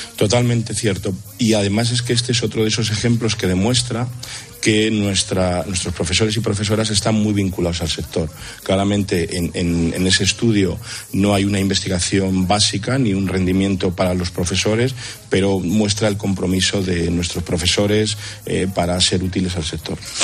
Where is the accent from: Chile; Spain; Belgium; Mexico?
Spain; Madrid, Community of Madrid; nací en Madrid